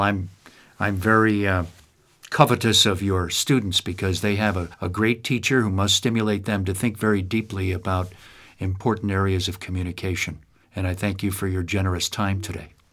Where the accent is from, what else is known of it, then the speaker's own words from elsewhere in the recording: Amsterdam, New York, United States; moved away; my hometown has never recovered